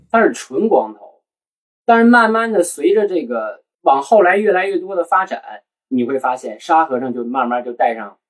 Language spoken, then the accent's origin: Chinese; Northeast China, China; accent: Northeastern; 我们东北人